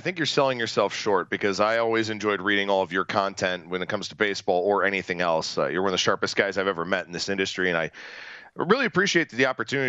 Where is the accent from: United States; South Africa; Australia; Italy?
United States; Cleveland, Ohio; I think about a team, you know, my hometown team, the Guardians